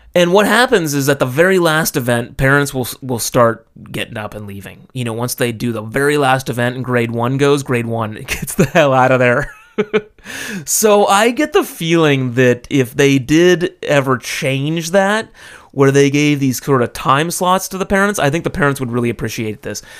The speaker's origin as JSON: {"language": "English", "region": "California", "country": "United States", "tie": "born or raised there", "moved": "yes", "lives_now": "Japan", "said": "I grew up in California"}